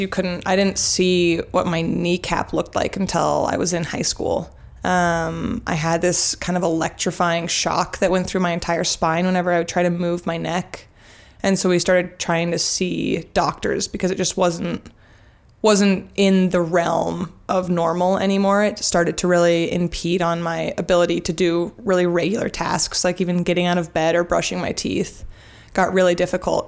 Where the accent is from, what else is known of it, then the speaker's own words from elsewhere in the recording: Jackson, Wyoming, United States; also born or lived in Sun Valley, Idaho / Boulder, Colorado; now in Bend, United States; I grew up in Jackson Hole, spent a lot of time in Sun Valley, and most recently I just graduated from University of Colorado Boulder